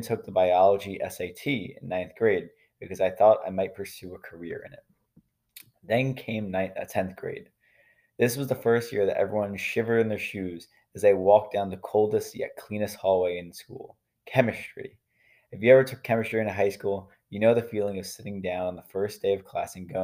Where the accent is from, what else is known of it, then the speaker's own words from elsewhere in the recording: New York, United States; in New York State, I'm from New York. So in New York State, at the end of every high school class, you have to take a Regents exam